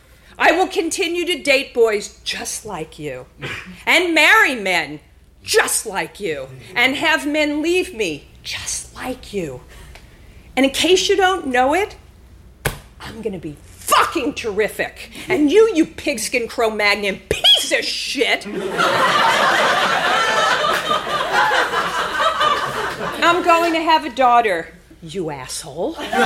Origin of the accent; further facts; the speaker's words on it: Lawrence, New York, United States; He was from Rockaway, Queens, and I was from Lawrence, which was the five towns.